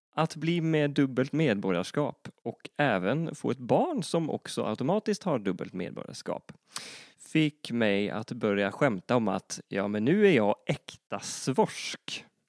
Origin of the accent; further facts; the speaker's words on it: Northern Norway, Norway; accent: Northern Norwegian; Swedish is a second language; moved away as an adult; now in Gothenburg, Sweden; Jag föddes 1983 i en liten by i Nordnorge där jag bodde fram tills någonstans i mina tidiga 20 år.